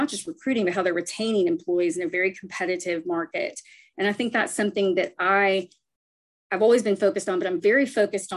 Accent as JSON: {"language": "English", "town": "Nashville", "region": "Tennessee", "country": "United States", "tie": "born or raised there", "said": "I am a Nashville native. I grew up in Tennessee"}